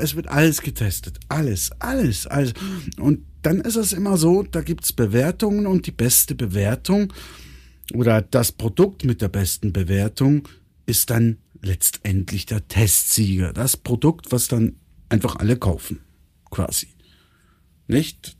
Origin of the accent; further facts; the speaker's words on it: Switzerland; Bei uns in der Schweiz